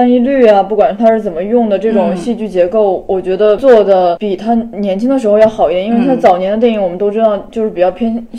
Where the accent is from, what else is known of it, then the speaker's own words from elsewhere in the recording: Yancheng, Henan, China; moved away; 当时的那个盐城之战也刚好就是我的家乡那边。